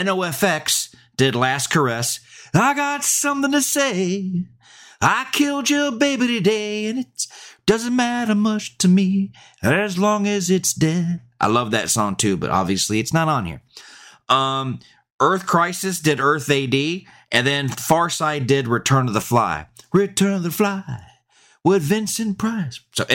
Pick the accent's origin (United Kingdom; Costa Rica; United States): United Kingdom; Birmingham, West Midlands; Yeah, I'm from Birmingham.